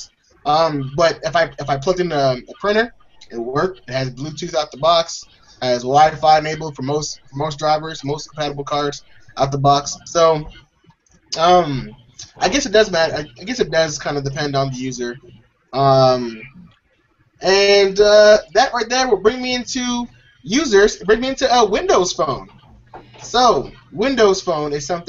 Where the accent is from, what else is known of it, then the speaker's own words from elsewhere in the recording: United States; everyone here is American